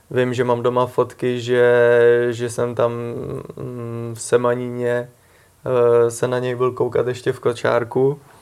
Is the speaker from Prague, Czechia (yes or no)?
yes; Prague, Czechia; i když jsem z Prahy, jsem Pražák